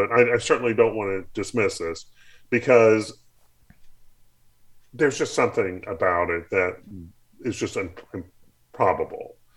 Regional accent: the South, United States; I grew up in the South. I grew up uh, in a church environment, and so this certainly speaks to me.

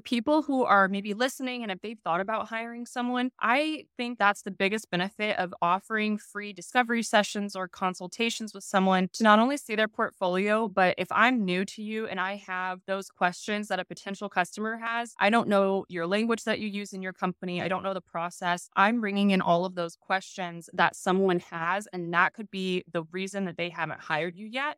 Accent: Kansas, United States; I'm from Kansas, so my family and our family friends, we all grew up farming.

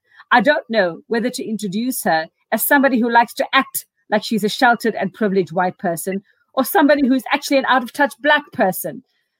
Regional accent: South Africa; I am South African

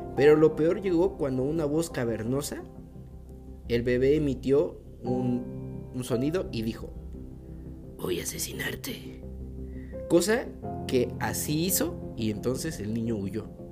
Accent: Mexico; nuestras tradiciones como mexicanos

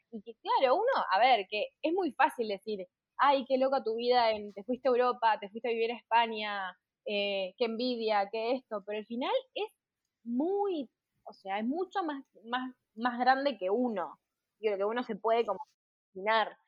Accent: Uruguay; moved away as an adult; now in Pamplona, Spain; soy la única uruguaya

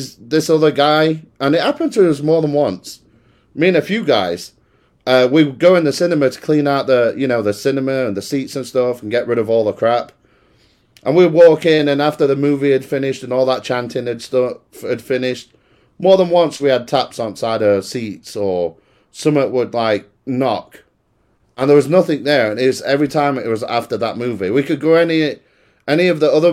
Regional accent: United Kingdom; moved away; I'm from Great Britain

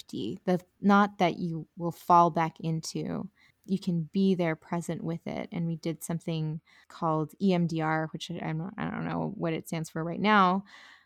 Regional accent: Colombia; I'm from Colombia

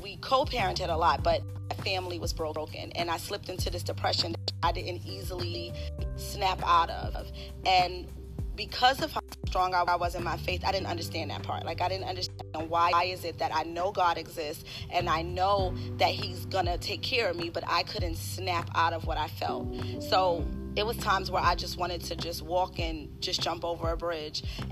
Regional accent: Maxton, North Carolina, United States; also born or lived in New York; now in Charlotte, United States; At the age of 6, I moved to Maxton, North Carolina

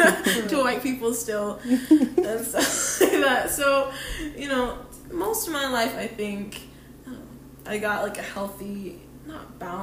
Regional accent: Utah, United States; also born or lived in Wisconsin; So I was born here in Utah. A good chunk of my life was in Utah, and then I moved to Wisconsin

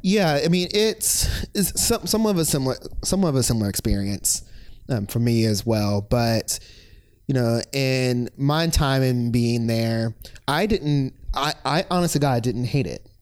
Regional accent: Virginia Beach, Virginia, United States; moved away as an adult; also born or lived in Lynchburg, Virginia; I am originally from Virginia Beach, Virginia

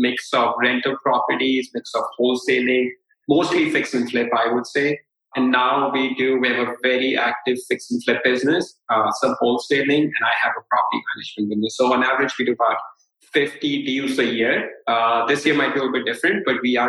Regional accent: India; I'm a brown guy. I'm from India.

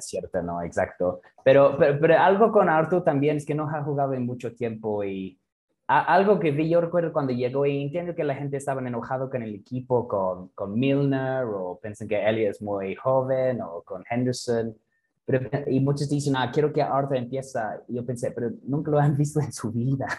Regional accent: England, United Kingdom; Spanish is a second language; moved away as an adult; now in Mexico; en Inglaterra, cuando yo era niño

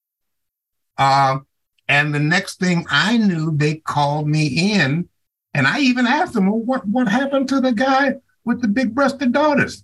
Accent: Chicago, Illinois, United States; moved away; I grew up in Chicago

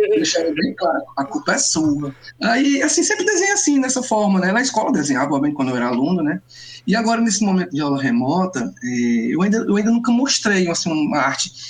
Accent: Ceará, Brazil; eu, mesmo cearense

